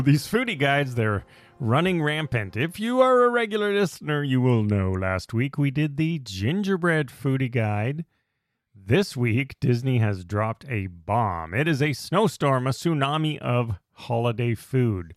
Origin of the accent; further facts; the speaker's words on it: Canada; we're Canadian